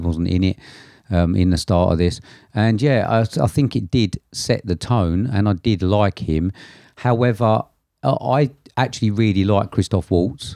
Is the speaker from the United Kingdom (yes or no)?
yes; England, United Kingdom; being English